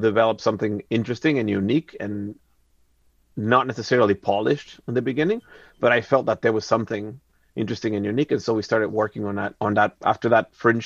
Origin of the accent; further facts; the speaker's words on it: Mexico City, Mexico; moved away; I grew up in Mexico City